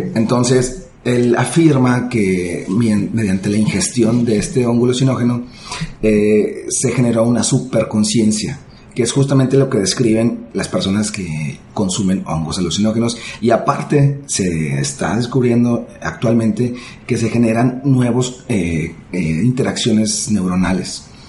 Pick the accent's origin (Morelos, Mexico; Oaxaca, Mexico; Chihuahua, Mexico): Chihuahua, Mexico; Ciudad Juárez; En mi ciudad natal, en Ciudad Juárez